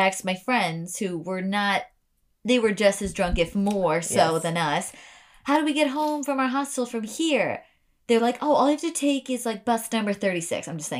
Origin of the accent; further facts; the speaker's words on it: United States; accent: American; I like walked over in my American accent